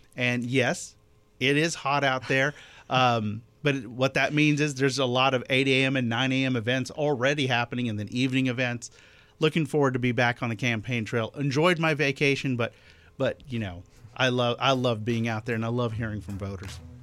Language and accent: English; Columbia County, East Georgia, United States; I grew up in Columbia County, which is a couple of counties over